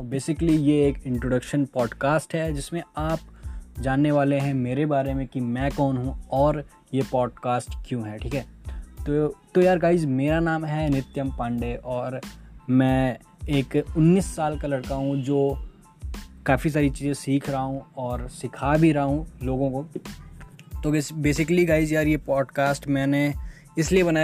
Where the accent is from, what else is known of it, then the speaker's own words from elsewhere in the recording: Ayodhya, Uttar Pradesh, India; मैं यूपी से हूँ अयोध्या आप जानते हो मैं वहीं से हूँ